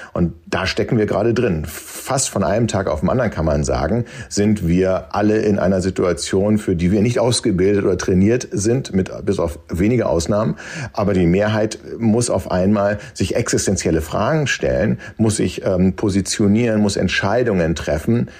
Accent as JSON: {"language": "German", "country": "Germany", "said": "als Deutsche"}